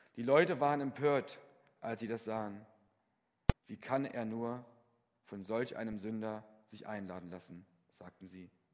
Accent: Fritzlar, Hesse, Germany; in Fritzlar, meinem Heimatort

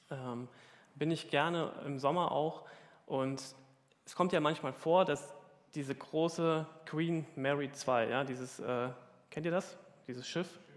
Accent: Hamburg, Germany; Ja, als Hamburger hat man das ja schon oft gesehen.

